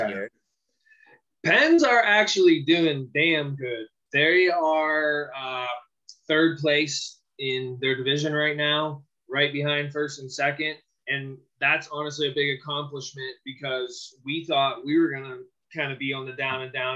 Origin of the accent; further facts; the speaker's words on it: Pittsburgh, Pennsylvania, United States; born and raised in Pittsburgh, like myself.